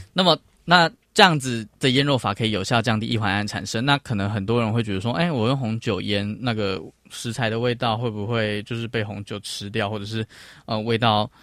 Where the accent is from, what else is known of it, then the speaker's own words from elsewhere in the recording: Taiwan; 作为一个台湾人